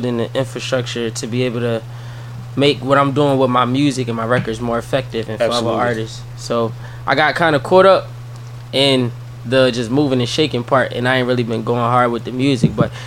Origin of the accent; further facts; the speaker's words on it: Philadelphia, Pennsylvania, United States; I'm originally from South Philadelphia